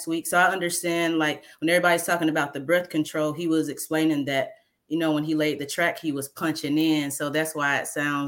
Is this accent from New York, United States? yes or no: no; Mobile, Alabama, United States; I'm from Mobile, Alabama